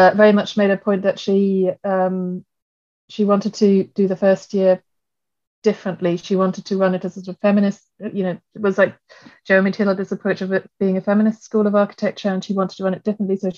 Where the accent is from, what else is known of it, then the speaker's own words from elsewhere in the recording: Germany; moved away as an adult; also born or lived in Sheffield; now in London, United Kingdom; I grew up in Germany